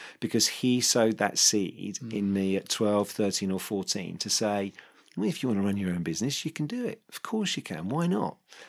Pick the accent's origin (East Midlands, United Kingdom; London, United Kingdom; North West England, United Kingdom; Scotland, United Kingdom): London, United Kingdom; And it was quite a high profile business in the area where I grew up in North London.